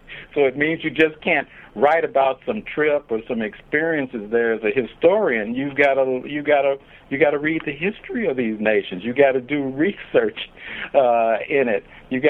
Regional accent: Chicago, Illinois, United States; Heck, I grew up in Chicago and thought I knew a lot about the history of Chicago

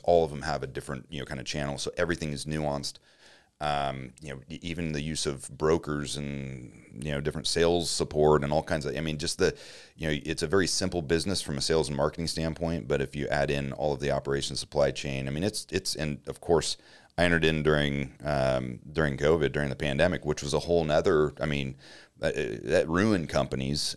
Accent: Grants Pass, Oregon, United States; moved away as an adult; now in Denver, United States; I grew up in Grants Pass, Oregon

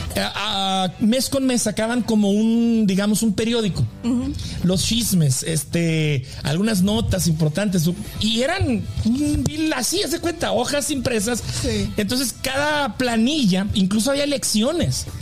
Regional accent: Delicias, Chihuahua, Mexico; en la ciudad donde yo crecí, en la prepa donde yo nací, se acostumbraban las sociedades de alumnos

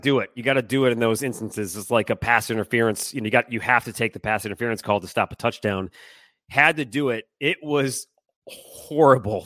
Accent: Detroit, Michigan, United States; now in Seattle, United States; growing up in Detroit

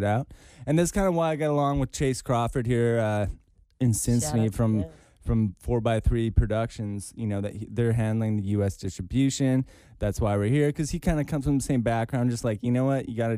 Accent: Victoria, British Columbia, Canada; I'm from that area, like a few hours away. Another city. It's actually called Victoria

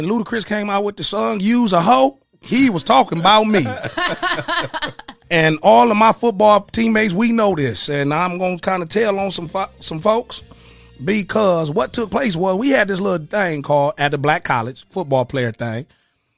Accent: Toledo, Ohio, United States; also born or lived in Chicago; I'm coming from Toledo

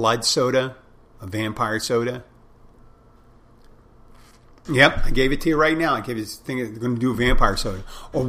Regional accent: Philadelphia, Pennsylvania, United States; I'm from Philadelphia

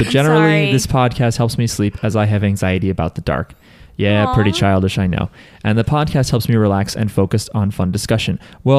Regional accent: New Jersey, United States; We're from New Jersey.

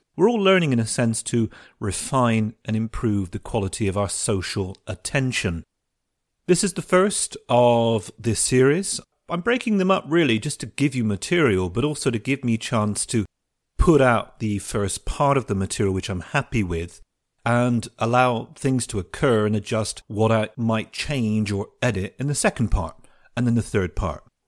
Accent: United Kingdom; we Europeans and especially us Brits

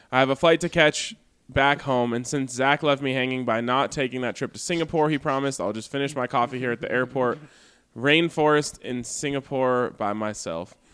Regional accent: Denver, Colorado, United States; spending the last four and a half years missing my hometown and team, either out of the country or hospitalized thanks to work, I was in serious need of Broncos football in my life.

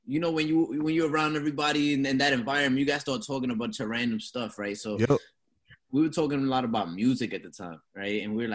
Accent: New York, United States; moved away; And I'm from New York originally, right? Just to get my little background on myself. I'm from New York, working class family, joined the military for a little bit.

